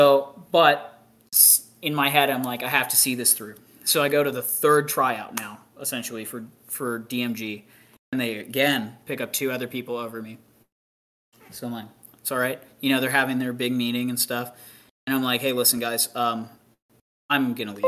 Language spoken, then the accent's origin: English; Canada; now in Texas, United States; as a Canadian coming down here